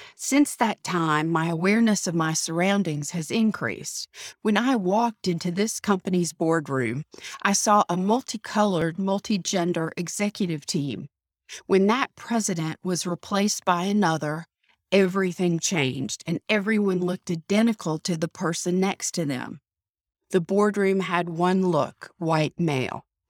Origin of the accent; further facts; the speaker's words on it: the South, United States; Growing up in the South, as I did